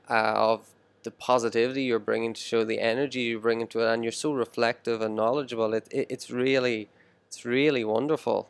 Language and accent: English; Ireland; now in Shenzhen, China; I grew up in Ireland here